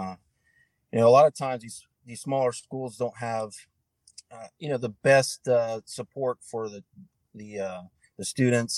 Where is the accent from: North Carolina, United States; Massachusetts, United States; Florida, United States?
North Carolina, United States; Hendersonville; I was born and raised in North Carolina, a small town called Hendersonville, which is just south of Asheville, north of Spartanburg